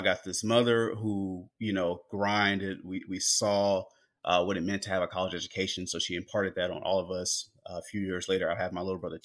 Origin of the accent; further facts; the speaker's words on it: Houston, Texas, United States; also born or lived in Los Angeles, California; we grew up in Greens Point, which is the northwest part of Houston, Texas